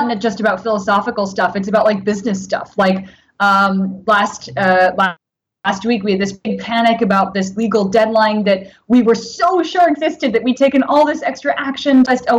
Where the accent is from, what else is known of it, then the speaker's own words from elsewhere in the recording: Japan; born there; I spent a lot of time traveling in Japan, and I was born in Japan.